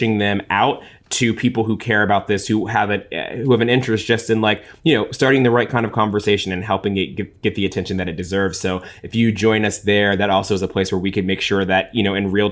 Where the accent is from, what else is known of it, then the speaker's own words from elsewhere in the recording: Cincinnati, Ohio, United States; I'm from Ohio. Actually, Ashley and I are both from Cincinnati, Ohio.